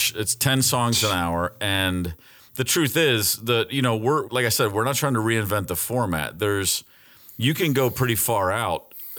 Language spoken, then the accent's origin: English; Muskegon, Michigan, United States; born there; No, I was born in Muskegon, Michigan. My parents are both Detroit natives. And so it's very much a Detroit family